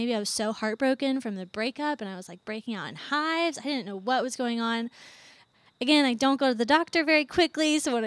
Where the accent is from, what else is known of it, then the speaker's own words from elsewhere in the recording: Charlottesville, Virginia, United States; moved away as an adult; also born or lived in Atlanta, Georgia; now in Athens, United States; I grew up in Charlottesville, went to JMU